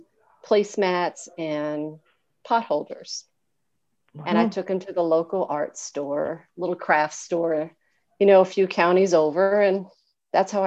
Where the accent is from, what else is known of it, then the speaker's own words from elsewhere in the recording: Appalachia, Kentucky, United States; When I was young, I grew up in Appalachia. I grew up in Kentucky